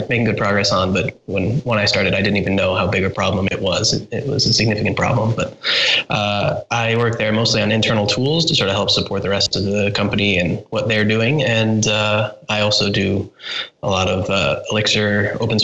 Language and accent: English; outside New York, United States; also born or lived in San Francisco; now in Berlin, Germany; I grew up outside New York, and I'd been living in San Francisco